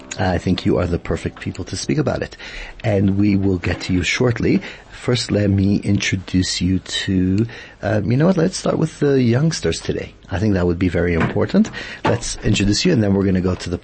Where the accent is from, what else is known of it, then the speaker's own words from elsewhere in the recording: South Africa; the way we live as South African Jews here